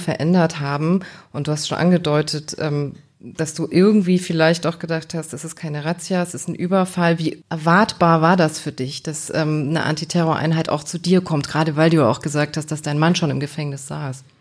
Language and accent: German; a small Bavarian village, Germany; Ich komme auch aus so einem ganz kleinen bayerischen Kaff